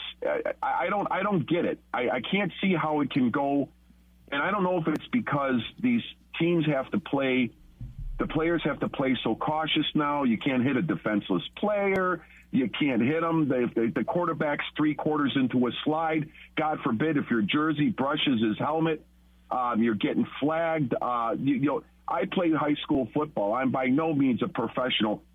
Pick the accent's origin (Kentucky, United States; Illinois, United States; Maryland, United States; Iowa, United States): Illinois, United States; Chicago; moved away as an adult; now in Rockford, United States; I'm from Chicago. I'm a Chicago guy, born and raised.